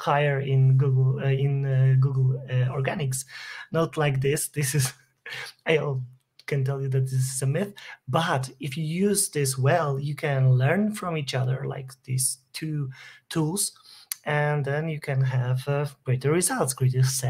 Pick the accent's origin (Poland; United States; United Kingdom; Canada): Poland; I come from Poland. I live in Krakow.